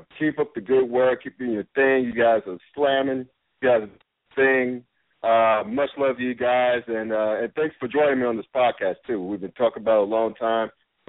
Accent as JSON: {"language": "English", "town": "Winston-Salem", "region": "North Carolina", "country": "United States", "tie": "born or raised there", "said": "I grew up in Winston-Salem, North Carolina."}